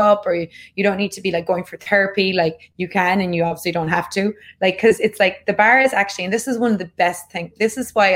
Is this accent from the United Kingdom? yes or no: no; Ireland; growing up in Ireland